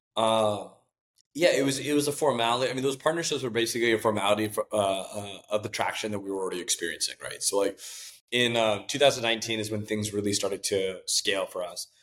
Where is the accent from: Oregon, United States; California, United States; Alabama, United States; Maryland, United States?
California, United States; Mountain View; I was born and raised in Mountain View